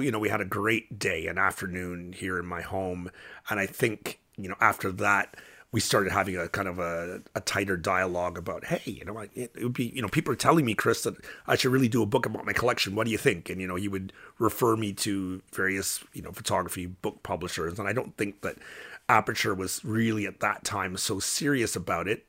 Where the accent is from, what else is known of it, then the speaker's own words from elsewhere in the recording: Windsor, Ontario, Canada; I was growing up in Windsor, which was a stop on the Underground Railroad